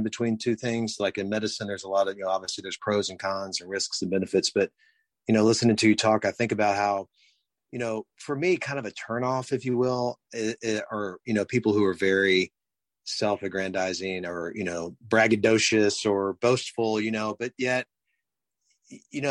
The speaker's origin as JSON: {"language": "English", "town": "Houston", "region": "Texas", "country": "United States", "tie": "born or raised there", "said": "I was born and raised in Houston, Texas"}